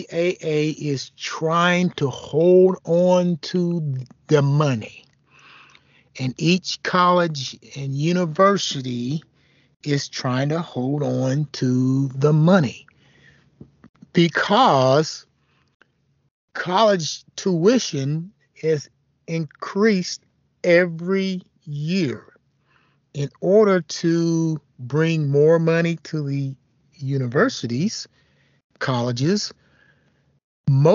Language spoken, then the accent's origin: English; Southeastern Conference region, Southeastern United States, United States; now in Indiana, United States; we grew up in the Southeastern Conference, and I had most of my adult life in the Big Ten Conference here in Indiana